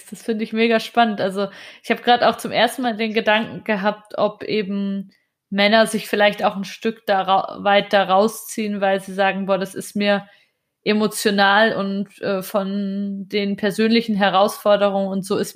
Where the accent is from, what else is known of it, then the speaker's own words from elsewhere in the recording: Germany; bei uns in Deutschland.